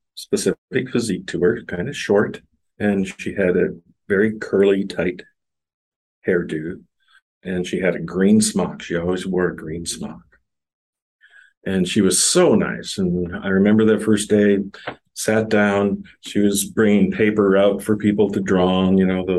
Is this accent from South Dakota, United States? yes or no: yes; Sioux Falls, South Dakota, United States; also born or lived in Wahpeton, North Dakota; I moved from Wahpeton, North Dakota, small town, south of Fargo, about 50 miles to Sioux Falls in the middle of seventh grade.